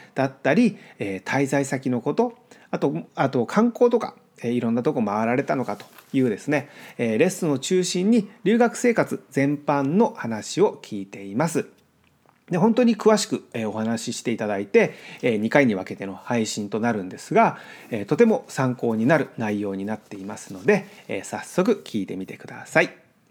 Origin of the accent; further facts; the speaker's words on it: Japan; moved away as an adult; now in United States; 僕が日本で育ってきた環境